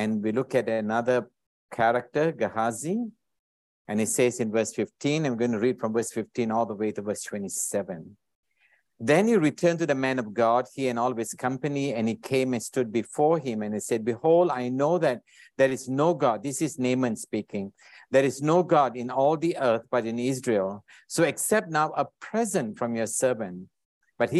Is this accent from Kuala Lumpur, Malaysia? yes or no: no; Alor Setar, Kedah, Malaysia; now in Singapore; originally from Malaysia. I was born in a small little town up in the north called Alostar. I don't wonder anyone knows Alostar in Kedah. And I moved to Singapore many, many years ago